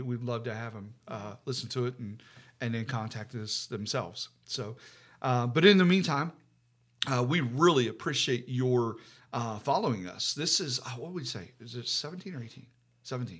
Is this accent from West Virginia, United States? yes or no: yes; West Virginia, United States; now in Ohio, United States; I'm from, we're from West Virginia